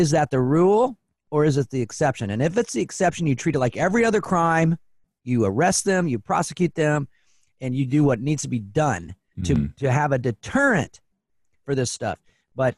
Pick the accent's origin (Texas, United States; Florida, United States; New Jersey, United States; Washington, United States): Washington, United States; Spokane; also born or lived in Portland; now in Seattle, United States; I grew up in Spokane, and I've lived in Portland and in Seattle now.